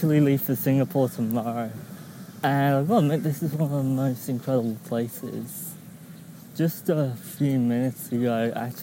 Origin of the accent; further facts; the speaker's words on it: Christchurch, South West England, United Kingdom; I grew up in Dorset, which is a small county in England, approximately 2 hours southwest of London.